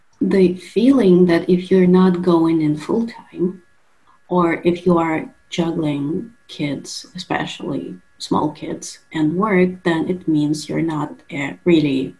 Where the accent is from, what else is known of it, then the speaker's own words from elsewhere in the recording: Russia; I'm from Russia